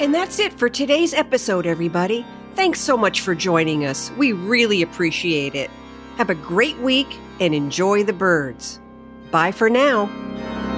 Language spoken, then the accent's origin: English; New Haven County, Connecticut, United States; As a young girl, I grew up in New Haven County, a very commercialized and industrialized area of Connecticut